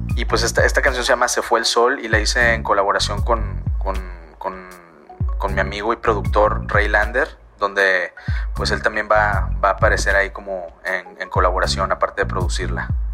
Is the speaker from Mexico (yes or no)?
yes; Monterrey, Nuevo León, Mexico; soy local aquí en Monterrey, Nuevo León.